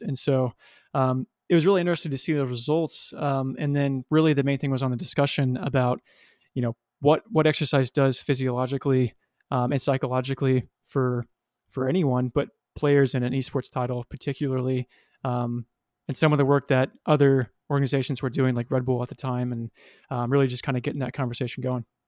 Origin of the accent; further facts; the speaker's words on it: Kansas City, Missouri, United States; moved away as an adult; also born or lived in Springfield, Missouri; now in Los Angeles, United States; I moved back to my hometown of Kansas City